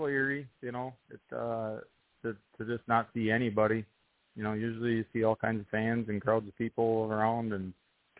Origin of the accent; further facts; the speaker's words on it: Wisconsin, United States; my home state of Wisconsin